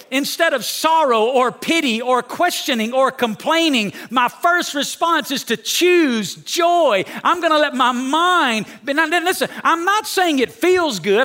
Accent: Alabama, United States; moved away as an adult; now in Las Vegas, United States; I'm from Alabama. When I moved to Las Vegas

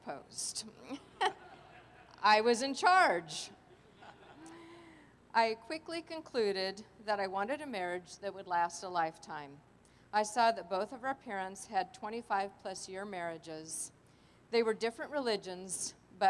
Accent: Los Angeles, California, United States; I grew up in Los Angeles in my three sons, Leave It to Beaver kind of family

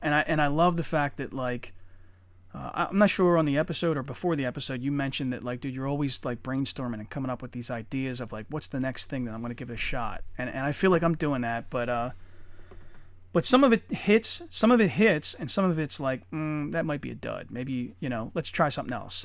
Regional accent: Eddystone, Pennsylvania, United States; also born or lived in Norwood; I grew up in Eddystone

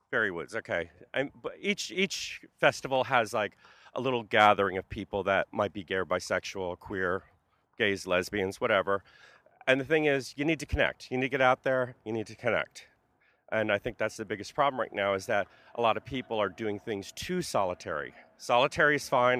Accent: Carteret, New Jersey, United States; moved away as an adult; also born or lived in North Brunswick, New Jersey / San Francisco; now in New York, United States; Carteret, New Jersey is where I started and ended in, uh, North Brunswick, New Jersey

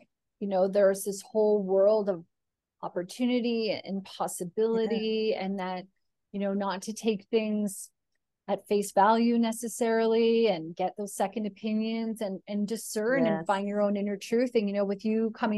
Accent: Canada; now in Australia; I'm Canadian

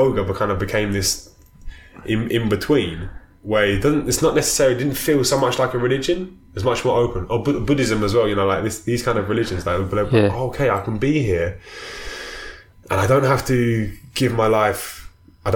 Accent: London, United Kingdom; I was born in South London in, you know, 1985

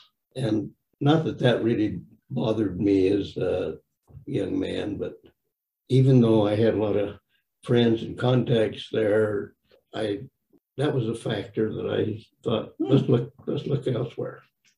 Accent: Colorado, United States; moved away as an adult; now in Cache Valley, United States; I was born in Colorado and I went to school at Brigham Young University

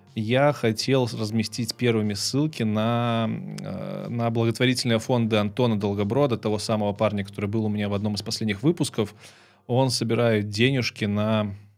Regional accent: Belarus; moved away as an adult; also born or lived in Kyiv; now in Poland; так как я из Беларуси, я белорусским неплохо владею

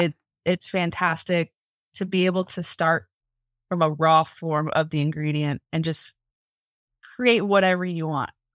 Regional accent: Central Florida, United States; moved away as an adult; now in Montana, United States; I'm originally from Central Florida, and I moved out here about three years ago

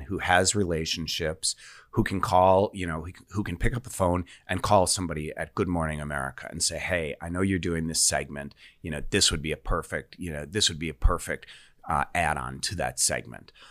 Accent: Sheboygan, Wisconsin, United States; my hometown newspaper, the Sheboygan Press

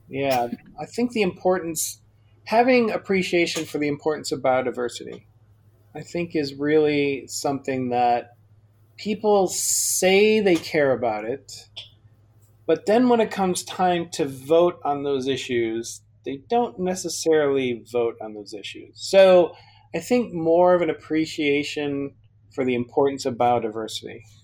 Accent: Chicago, Illinois, United States; I grew up in Chicago

